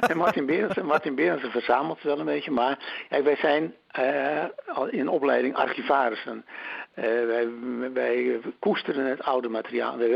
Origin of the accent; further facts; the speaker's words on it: Drenthe, Netherlands; bij ons in Drenthe